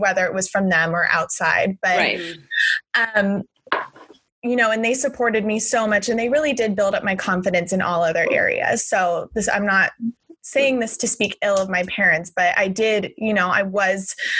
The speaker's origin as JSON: {"language": "English", "region": "Southern California", "country": "United States", "tie": "born or raised there", "said": "I grew up in Southern California in the 90s"}